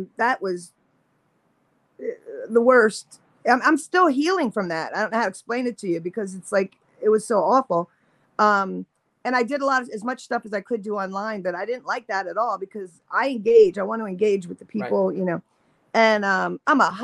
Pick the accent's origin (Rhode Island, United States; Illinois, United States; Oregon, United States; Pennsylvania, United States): Pennsylvania, United States; moved away as an adult; also born or lived in Ridgefield Park, New Jersey / New York / West Hollywood, California; now in Southern California, United States; I grew up in Pennsylvania and then I lived in Jersey, New York here for 10 years